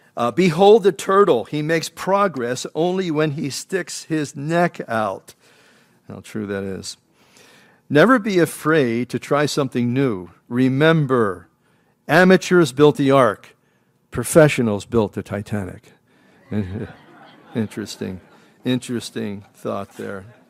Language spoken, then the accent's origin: English; Philadelphia, Pennsylvania, United States; I grew up in Philadelphia, and it was really kind of a melting pot.